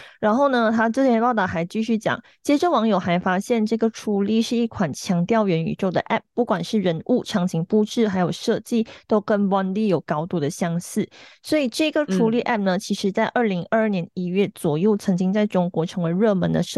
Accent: Malaysia; 因为我们也没有那个立场去讨论，因为我们是马来西亚人，我们也不是台湾人，我们也不是中国人。

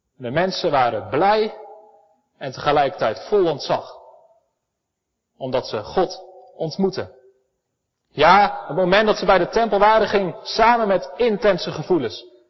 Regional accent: Elspeet, Gelderland, Netherlands; ik kom uit Elspet. We hebben prachtige bossen vol met herten

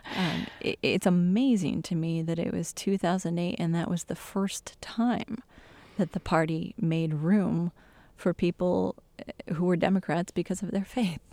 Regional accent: Michigan, United States; my home state in Michigan

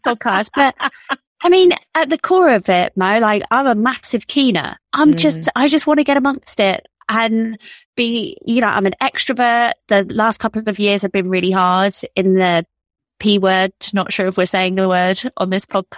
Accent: United Kingdom; moved away as an adult; also born or lived in Toronto, Canada; as you could tell from my accent, I am from the UK

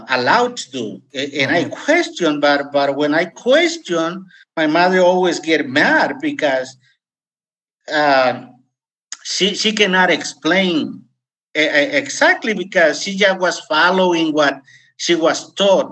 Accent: Mexico; English is a second language; moved away as an adult; also born or lived in California, United States / Costa Rica; now in United States; at age 19, I left my home state and immigrated to United States. In fact, I didn't finish my high school in Mexico

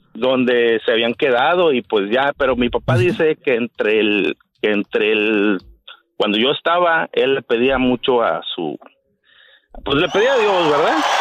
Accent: Tampico, Tamaulipas, Mexico; yo soy de Tampico, Tampico, Tamaulipas

